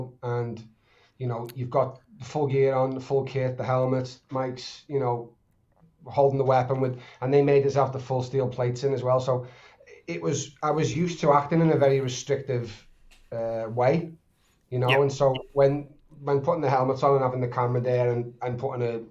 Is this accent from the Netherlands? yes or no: no; Liverpool, North West England, United Kingdom; accent: Scouse; I'm from Liverpool